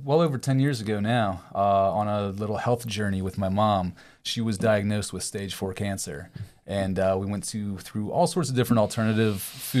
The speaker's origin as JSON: {"language": "English", "region": "Maryland", "country": "United States", "lives_now": "St. Petersburg, United States", "said": "No, actually, I'm from Maryland originally."}